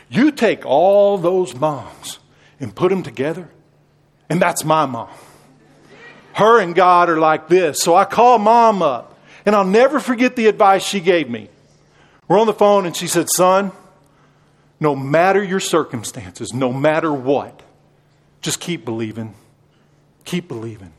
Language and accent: English; Texas, United States; I'm a Texan